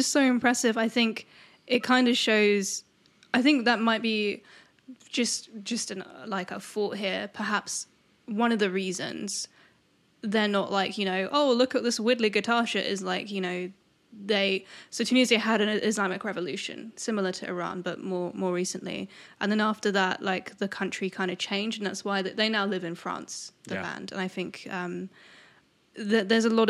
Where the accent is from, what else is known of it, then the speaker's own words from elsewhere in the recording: England, United Kingdom; We're English.